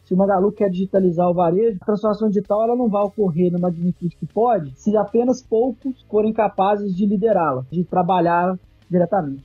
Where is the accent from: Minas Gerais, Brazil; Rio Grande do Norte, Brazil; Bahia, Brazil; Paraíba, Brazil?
Minas Gerais, Brazil; now in São Paulo, Brazil; Eu sou mineiro